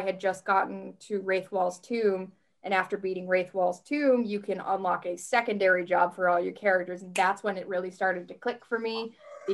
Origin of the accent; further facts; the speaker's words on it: Rhode Island, United States; I'm from Rhode Island.